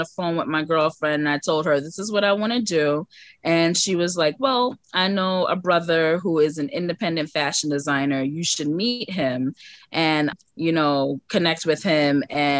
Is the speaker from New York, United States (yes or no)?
yes; New York City, New York, United States; Downtown Brooklyn.